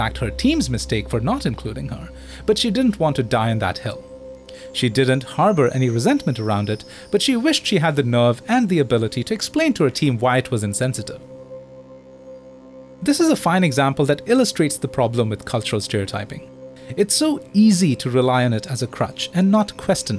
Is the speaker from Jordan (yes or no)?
no; India; moved away as an adult; now in Singapore; I'm Indian